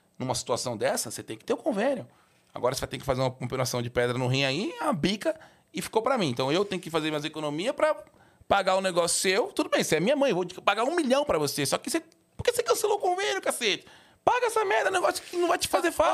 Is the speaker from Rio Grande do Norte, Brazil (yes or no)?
no; São Paulo, Brazil; also born or lived in Sapopemba, São Paulo; eu nasci no Tatuapé, eu, eu, eu, morei muitos anos lá